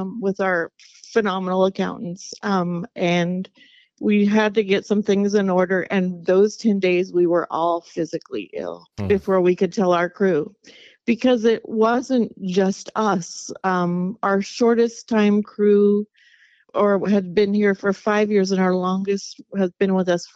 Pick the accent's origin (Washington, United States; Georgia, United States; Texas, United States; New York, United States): Washington, United States; Lynden; We were both raised in Linden